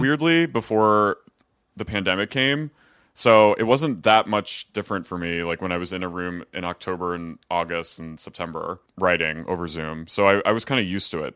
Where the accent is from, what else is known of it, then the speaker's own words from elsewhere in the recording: New Jersey, United States; moved away as an adult; also born or lived in Philadelphia; now in Los Angeles, United States; I'm from S-, South Jersey